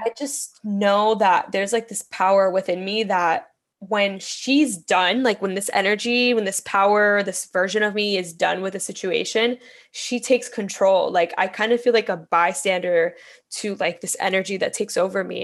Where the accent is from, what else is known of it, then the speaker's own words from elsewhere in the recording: Miami, Florida, United States; moved away as an adult; also born or lived in Bronx, New York / Brooklyn, New York; I was born in the Bronx, grew up in Miami, moved back to New York to live full time